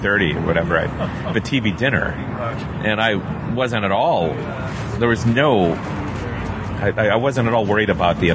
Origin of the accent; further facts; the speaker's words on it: Hastings, Minnesota, United States; as a Midwesterner, I grew up eating Colorado peaches, and you know, once in a while when something interesting would kind of find its way into the local supermarket in Hastings, Minnesota